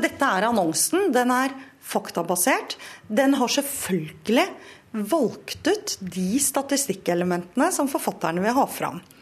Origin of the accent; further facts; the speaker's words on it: Norway; jeg er norsk og ikke svensk